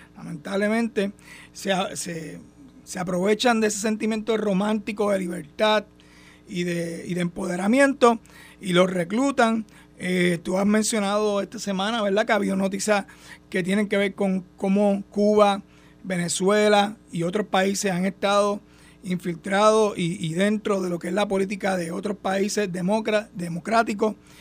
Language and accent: Spanish; Puerto Rico; somos hermanos puertorriqueños